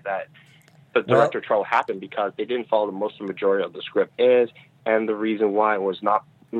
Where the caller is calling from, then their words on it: Virginia, United States; I'm calling from Virginia.